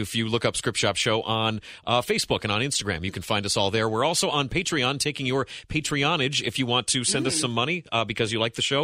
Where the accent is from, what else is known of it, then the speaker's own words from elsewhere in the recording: Northeast Ohio, United States; moved away as an adult; now in Cincinnati, United States; I grew up in Northeast Ohio myself